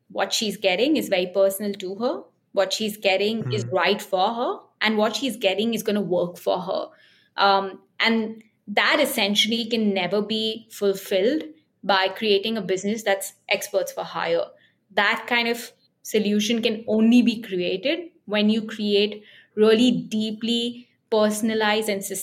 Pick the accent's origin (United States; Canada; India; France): India; as Indian women